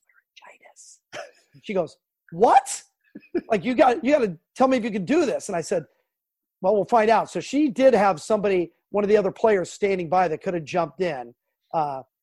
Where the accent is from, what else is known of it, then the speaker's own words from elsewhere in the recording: Southern California, United States; I grew up in Southern California